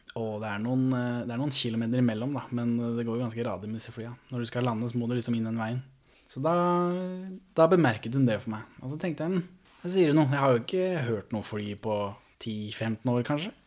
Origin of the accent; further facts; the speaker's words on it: Moss, Østfold, Norway; jeg er jo født og oppvokst i Moss